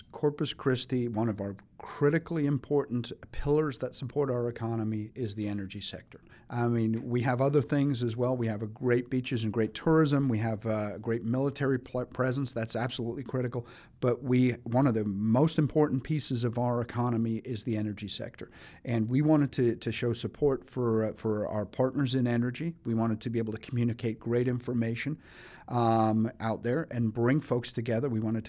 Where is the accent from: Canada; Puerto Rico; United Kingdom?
United Kingdom; England; I'm originally from England, but I don't know. Nobody ever gets that from the accent anymore.